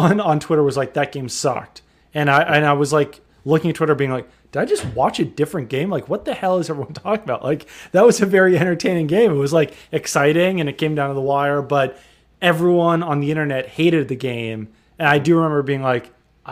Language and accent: English; Seattle, Washington, United States; now in Massachusetts, United States; I grew up in Seattle, so I followed the Seahawks pretty closely when I lived out in Seattle